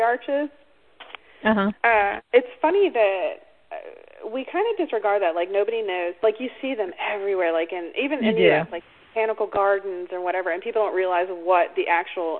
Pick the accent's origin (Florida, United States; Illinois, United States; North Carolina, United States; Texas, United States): North Carolina, United States; now in Alabama, United States; when I was growing up in North Carolina